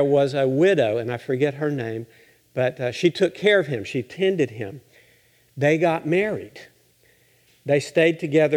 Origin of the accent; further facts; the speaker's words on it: Littlefield, Texas, United States; I grew up in the Methodist Church in the panhandle of Texas. Littlefield is my hometown